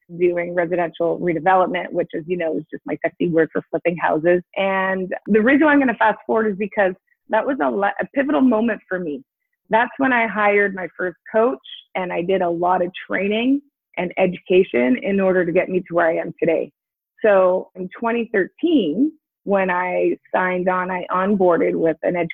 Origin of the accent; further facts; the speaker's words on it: East Coast, Canada; moved away; I'm from the East Coast originally.